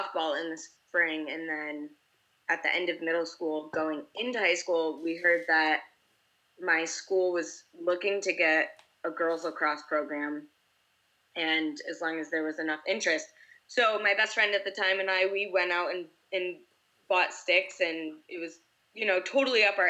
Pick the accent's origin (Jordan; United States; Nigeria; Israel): United States; New York; moved away; I'm from the East Coast and originally from New York, my particular high school actually didn't get a program until I was entering ninth grade